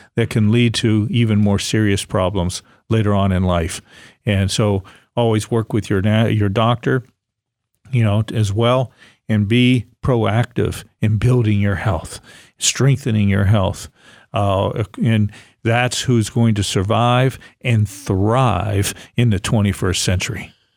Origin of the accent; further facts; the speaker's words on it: Ohio-Pennsylvania state line, Great Lakes area, United States; moved away; I grew up in the Great Lakes area, Ohio, Pennsylvania